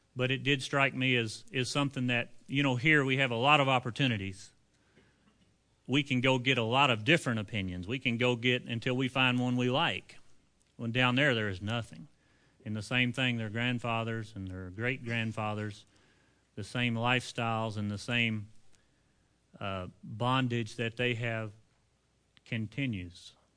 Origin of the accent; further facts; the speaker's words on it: United States; we are American men with busy lifestyles